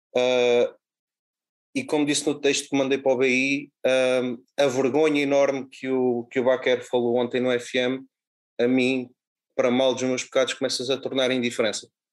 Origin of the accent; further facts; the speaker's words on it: Alcanena, Santarém District, Portugal; also born or lived in Lumiar, Lisbon; now in Lisbon, Portugal; Eu sou natural de Alcanena, mas vivo no, no Lumiar